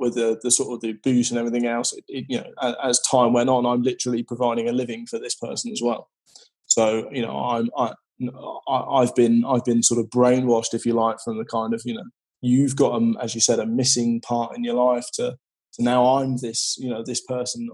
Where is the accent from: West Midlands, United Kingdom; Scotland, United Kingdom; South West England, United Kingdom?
South West England, United Kingdom; West Country; I grew up in the West Country in a, in a sort of small, small, small fishing town